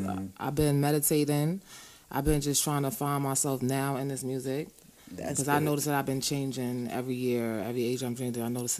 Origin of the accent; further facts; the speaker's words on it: New York City, New York, United States; also born or lived in Queens / Coney Island / Bushwick; I grew up all through Brooklyn, Flatbush with a Junction side. Mm. I grew up in Queens. I grew up in Coney Island, Marlboro Projects. So, I was all over Brooklyn.